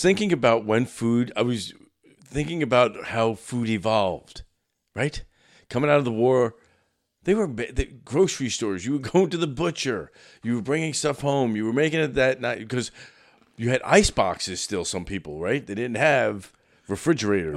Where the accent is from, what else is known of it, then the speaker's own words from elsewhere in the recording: New York City, New York, United States; moved away; I grew up in Brooklyn